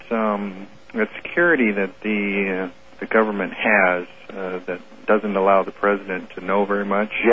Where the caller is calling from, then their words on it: Seattle, Washington, United States; Uh, Seattle.